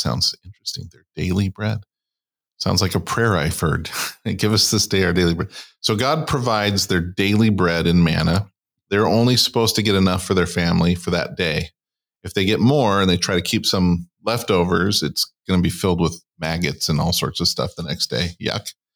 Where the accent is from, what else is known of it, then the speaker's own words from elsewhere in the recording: California, United States; I grew up in California